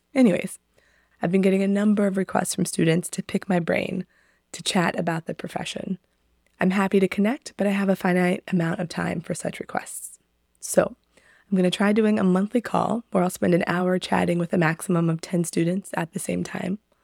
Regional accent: Northern Virginia, United States; I'm from Northern Virginia

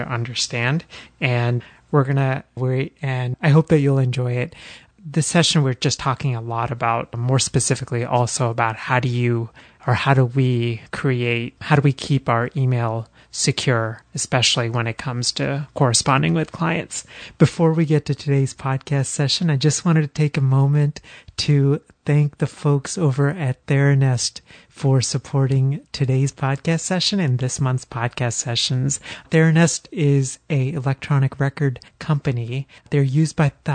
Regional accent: Texas, United States; now in Philadelphia, United States; Growing up in Texas and now living in Philly

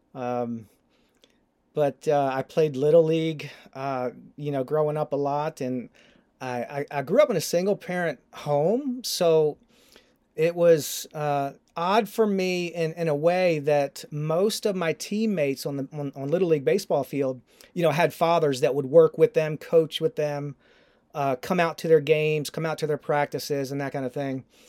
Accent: Baltimore, Maryland, United States; growing up in Baltimore, uh, as an Orioles fan

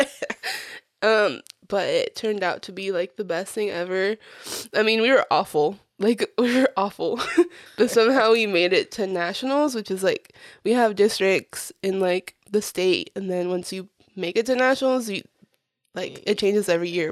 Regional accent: Florida, United States; English is a second language; also born or lived in Puerto Rico; I was four years old when I got to Florida and, um, I started school not long after moving, but I didn't know English

